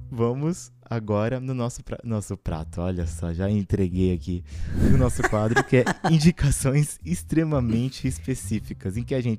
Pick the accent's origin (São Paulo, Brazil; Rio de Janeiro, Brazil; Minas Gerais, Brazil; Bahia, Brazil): São Paulo, Brazil; Que somos de São Paulo, né?